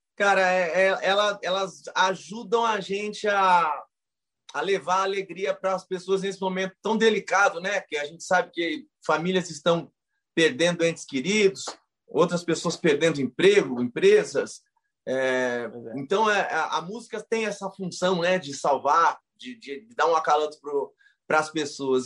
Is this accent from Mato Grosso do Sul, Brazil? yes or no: yes; Ponta Porã, Mato Grosso do Sul, Brazil; moved away; also born or lived in Presidente Prudente, São Paulo; sou nascido em Presidente Prudente, interior de São Paulo. É, sou criado em Ponta Porã, no interior do Mato Grosso do Sul